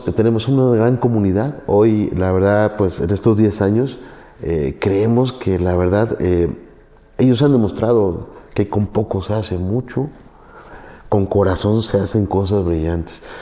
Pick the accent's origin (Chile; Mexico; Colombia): Mexico; Orizaba, Veracruz; moved away as an adult; Yo soy de Orizaba, Veracruz